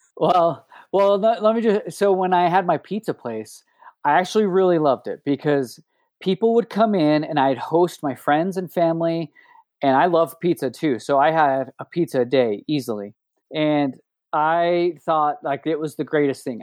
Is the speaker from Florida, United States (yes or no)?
no; Oakley, Utah, United States; also born or lived in Salt Lake City, Utah; I'm actually from Oakley, Utah.